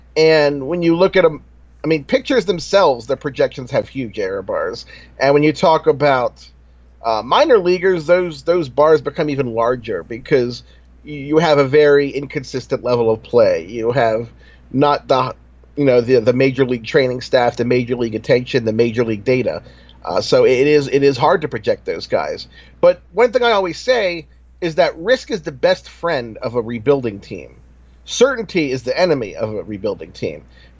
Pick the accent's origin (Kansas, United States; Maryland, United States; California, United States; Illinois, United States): Maryland, United States; Baltimore; I'm from Baltimore, remember?